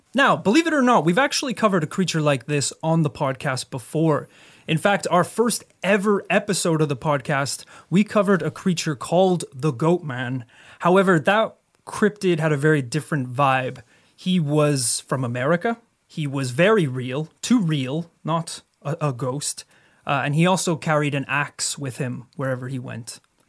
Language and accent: English; Northern Ireland, United Kingdom; My sister was actually attacked by a goat. Growing up in Northern Ireland.